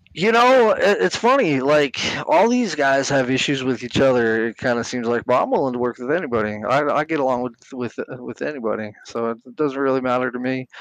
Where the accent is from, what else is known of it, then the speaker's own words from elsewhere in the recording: San Bernardino, California, United States; moved away as an adult; also born or lived in North Carolina; now in New Mexico, United States; I grew up in San Bernardino, California. for about nineteen years, uh, lived in North Carolina after that for a while. Ended up here in New Mexico